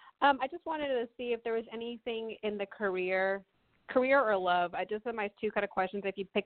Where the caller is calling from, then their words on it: Texas, United States; I'm calling from Texas.